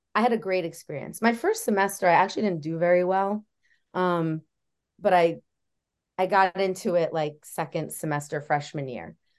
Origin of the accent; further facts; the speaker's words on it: New Jersey, United States; moved away as an adult; also born or lived in Oswego, New York; I grew up in New Jersey